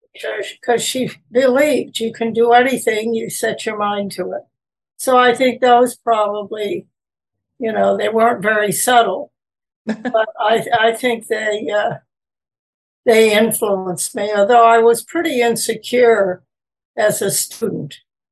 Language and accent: English; Peekskill, New York, United States; I was born initially in New York City, and then I lived there for a short period of time. Then I moved to Peekskill, New York.